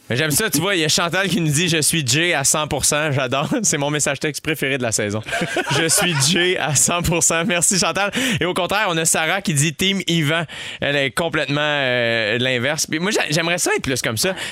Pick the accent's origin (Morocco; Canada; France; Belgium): Canada; Saint-Constant, Quebec; also born or lived in Montreal; J'ai grandi, je suis né à Saint-Constant en banlieue mm. jusqu'à l'âge de 12 ans. Ensuite de ça, de 12 à 22 en campagne